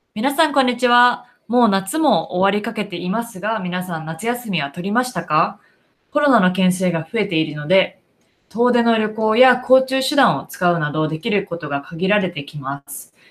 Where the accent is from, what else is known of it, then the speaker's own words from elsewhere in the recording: Japan; now in United States; 私は日本で育った